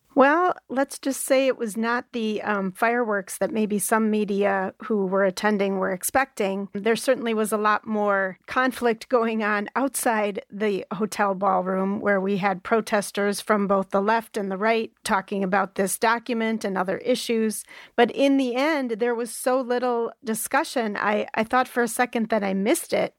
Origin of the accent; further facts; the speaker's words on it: Wisconsin, United States; my home state